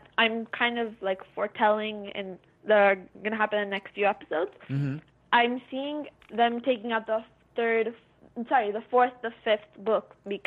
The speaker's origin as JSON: {"language": "English", "town": "Montreal", "region": "Quebec", "country": "Canada", "said": "I'm from Montreal, in Quebec, Canada."}